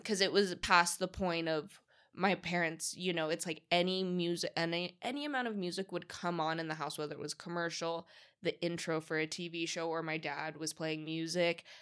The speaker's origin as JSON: {"language": "English", "town": "San Diego", "region": "California", "country": "United States", "tie": "born or raised there", "also_born_or_lived": "Los Angeles", "moved": "as an adult", "lives_now": "Las Vegas, United States", "said": "I grew up predominantly in San Diego"}